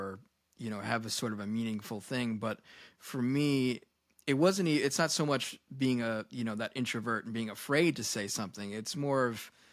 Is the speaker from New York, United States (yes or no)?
yes; Babylon, New York, United States; I had a great childhood growing up in Babylon